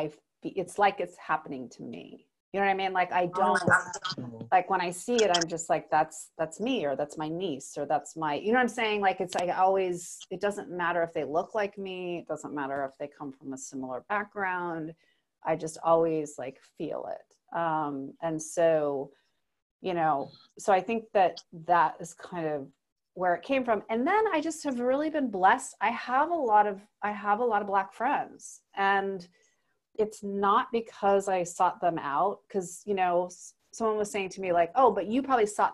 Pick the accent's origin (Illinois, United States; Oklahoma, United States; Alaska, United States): Alaska, United States; I grew up in Alaska